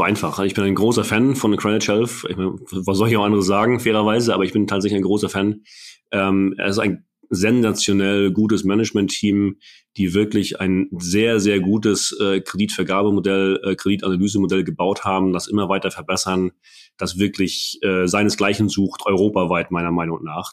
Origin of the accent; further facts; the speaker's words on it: Mecklenburg-Vorpommern, Germany; als, als Mecklenburger